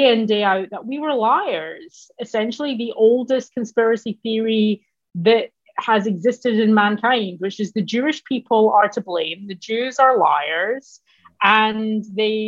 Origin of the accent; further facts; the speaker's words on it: Glasgow, Scotland, United Kingdom; moved away as an adult; now in United States; I'm Scottish. And more specifically, I'm Glaswegian